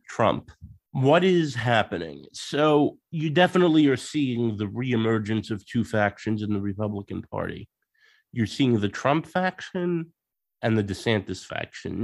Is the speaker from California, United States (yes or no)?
no; Long Island, New York, United States; also born or lived in Queens, New York; now in Leeds, United Kingdom; in New York, I um I was born in Queens, but I grew up on uh, Long Island